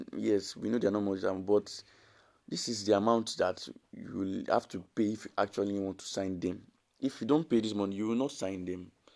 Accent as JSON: {"language": "English", "country": "Nigeria", "said": "as a Nigerian"}